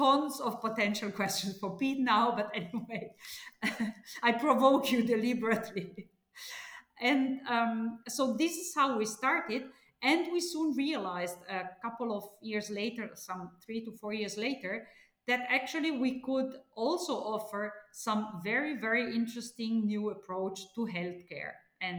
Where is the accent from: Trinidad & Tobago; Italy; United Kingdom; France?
Italy; I was born and studied in Italy